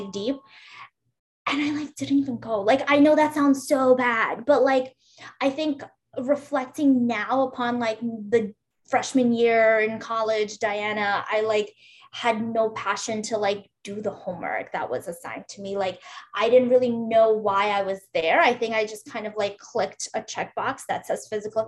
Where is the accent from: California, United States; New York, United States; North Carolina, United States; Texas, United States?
New York, United States; New York City; moved away as an adult; also born or lived in Uzbekistan / Boston, United States; now in Philadelphia, United States; I grew up in Brooklyn, New York.